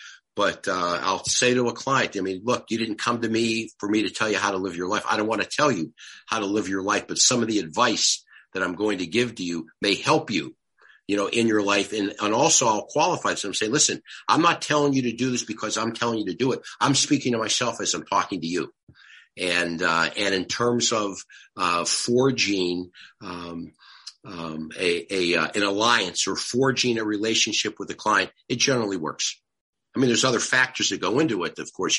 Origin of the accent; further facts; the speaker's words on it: Detroit, Michigan, United States; So we said, we're from Detroit.